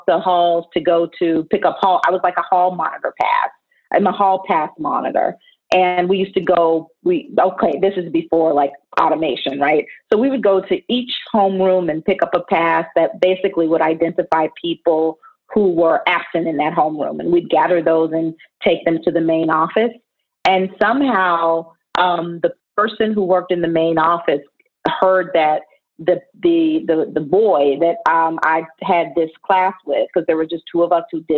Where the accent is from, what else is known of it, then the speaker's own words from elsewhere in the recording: Forest City, Arkansas, United States; moved away as an adult; also born or lived in New York; I grew up with people in Forest City, Arkansas